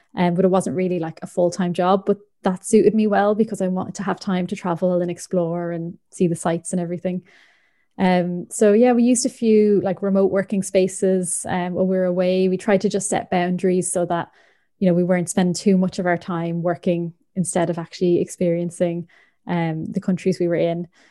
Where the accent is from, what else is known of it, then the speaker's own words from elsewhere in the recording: Ireland; moved away; also born or lived in Northern Ireland; I'm from the Republic of Ireland